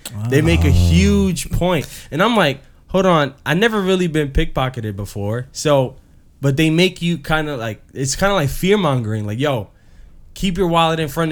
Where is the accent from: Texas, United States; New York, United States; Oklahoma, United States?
New York, United States; New York City; we're being from the Bronx